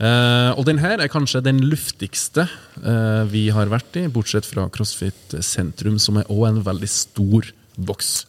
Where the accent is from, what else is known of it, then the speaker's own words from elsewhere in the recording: Trøndelag, Norway; vi er jo trøndere